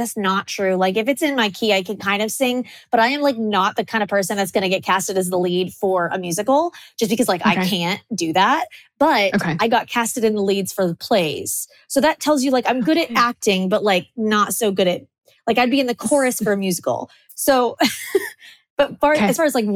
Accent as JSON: {"language": "English", "region": "Kansas", "country": "United States", "said": "I'm from Kansas"}